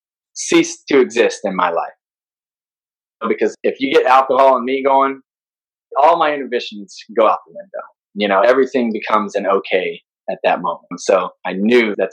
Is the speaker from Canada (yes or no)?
no; Midwest, United States; I'm a Midwesterner